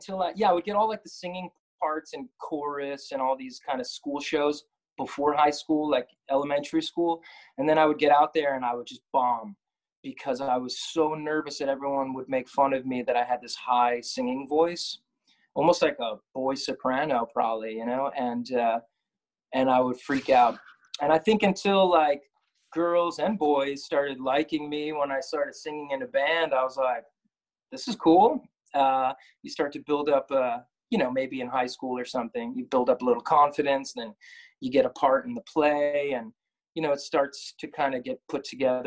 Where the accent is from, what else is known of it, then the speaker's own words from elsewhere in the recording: Brooklyn, New York, United States; We're proud Greeks from Brooklyn, New York.